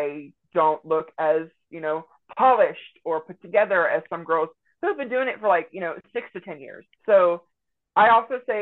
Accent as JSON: {"language": "English", "town": "Jewett", "region": "Texas", "country": "United States", "tie": "born or raised there", "moved": "as an adult", "lives_now": "Northwest Arkansas, United States", "said": "I grew up in kind of like a very small rural town called Jewett, Texas, in Central East Texas."}